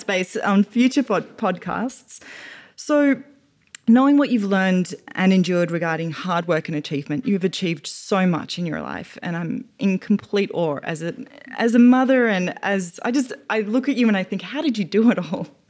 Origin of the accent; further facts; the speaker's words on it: Australia; moved away as an adult; now in United States; as an Australian woman who's fairly new to American culture